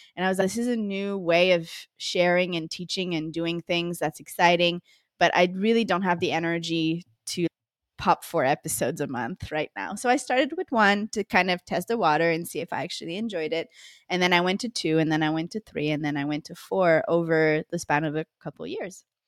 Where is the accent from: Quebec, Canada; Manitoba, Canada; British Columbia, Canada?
Quebec, Canada; Montreal; moved away as an adult; now in Costa Rica; I'm originally from Montreal, Canada